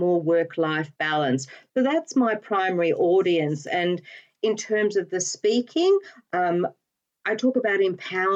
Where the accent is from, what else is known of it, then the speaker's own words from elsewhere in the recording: Australia; moved away as an adult; now in United Kingdom; the accent, you're absolutely right, gives me away every time. I am actually an Australian